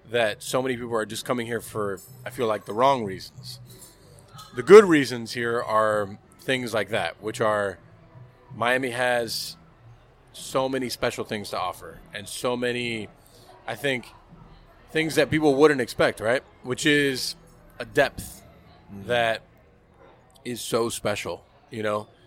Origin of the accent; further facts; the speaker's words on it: England, United Kingdom; I'm from England, man.